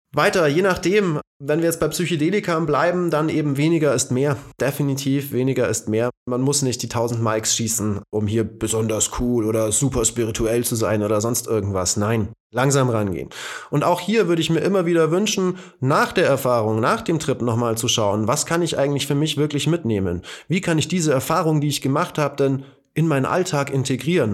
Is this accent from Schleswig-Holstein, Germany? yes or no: no; Bavaria, Germany; ich bin hier in Bayern geboren und aufgewachsen